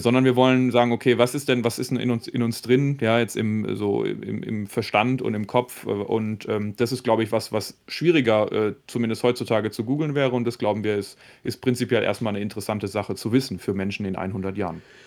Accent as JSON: {"language": "German", "country": "Germany", "said": "bei uns in Deutschland"}